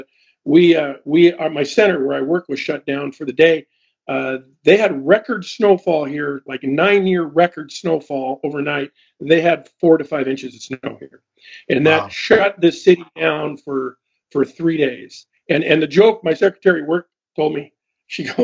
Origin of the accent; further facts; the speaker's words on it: Juneau, Alaska, United States; moved away as an adult; also born or lived in Ketchikan, Alaska / Washington State / Oregon / Oklahoma City; I was born in Ketchikan, raised in Juneau, and grew up around airplanes my whole life